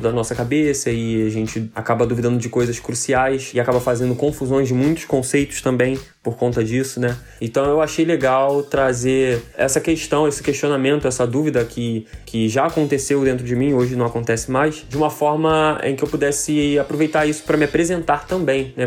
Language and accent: Portuguese; Brazil; numa comunidade carente que é o Morro da Fé, que é justamente o contexto onde eu cresci